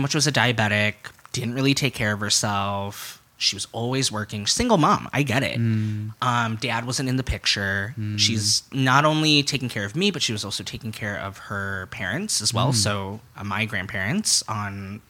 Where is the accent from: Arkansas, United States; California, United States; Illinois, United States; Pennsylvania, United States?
Illinois, United States; Chicago; I grew up in Wicker Park